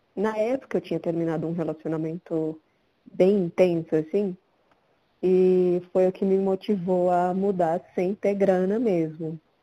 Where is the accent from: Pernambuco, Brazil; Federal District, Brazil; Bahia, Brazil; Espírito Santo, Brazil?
Pernambuco, Brazil; Caruaru; now in São Paulo, Brazil; Eu nasci em Pernambuco, Caruaru, e sempre quis sair de lá